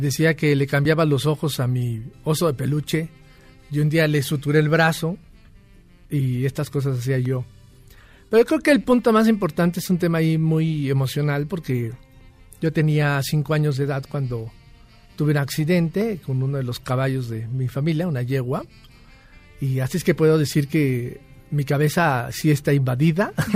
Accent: Mexico; como buenos mexicanos

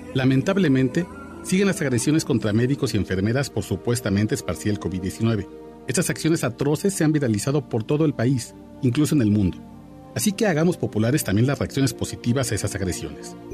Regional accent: Mexico; somos mexicanos

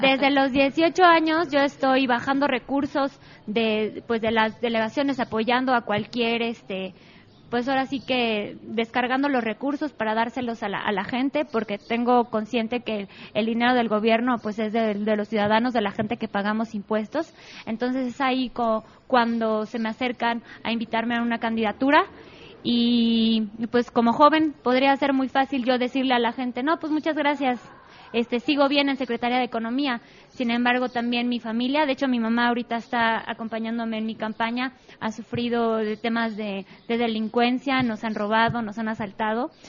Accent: San Bartolo Ameyalco, Mexico City, Mexico; yo crecí en San Bartolomé meyalco

